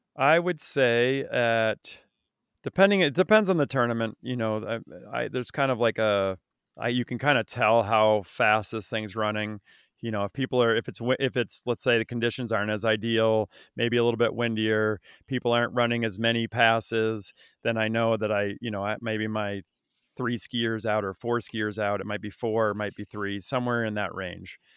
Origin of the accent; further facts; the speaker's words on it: Vermont, United States; I grew up in Vermont